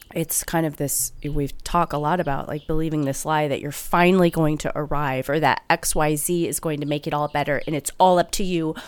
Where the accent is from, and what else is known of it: Midwest, United States; accent: Midwestern